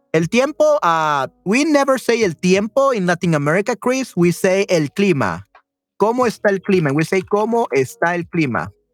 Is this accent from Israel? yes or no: no; El Salvador; Definitivamente soy del Salvador.